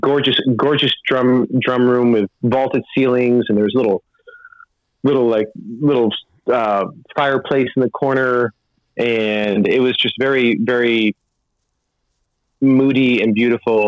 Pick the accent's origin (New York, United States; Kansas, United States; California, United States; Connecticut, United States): New York, United States; outside Syracuse, central; I grew up outside Syracuse